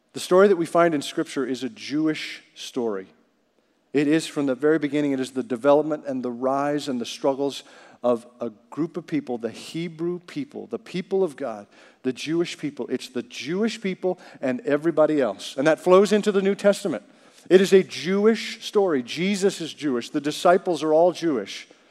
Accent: Canada; growing up in Canada

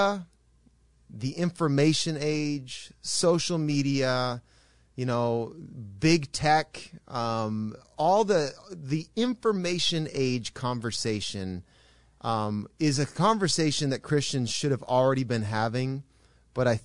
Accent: Canada; an observer from Canada, which all three of us are Canadians

